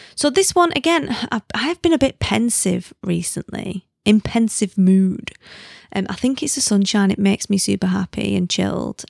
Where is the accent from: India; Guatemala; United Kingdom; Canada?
United Kingdom; the north of England; accent: northern; moved away; also born or lived in South Africa; I'm not a Londoner, you know that, because they can smell the northern on me